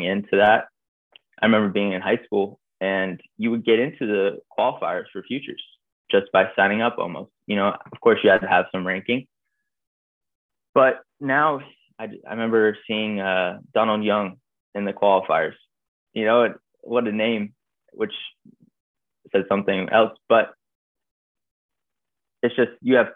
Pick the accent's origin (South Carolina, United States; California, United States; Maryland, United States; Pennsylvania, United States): Maryland, United States; Bethesda; also born or lived in Washington, D.C.; So I grew up in Bethesda and then lived over in Capitol Hill, southeast.